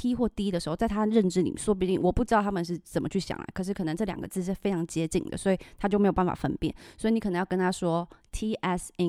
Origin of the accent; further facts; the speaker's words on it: Taiwan; moved away as an adult; also born or lived in United States; now in Texas, United States; 就像我们在台湾啊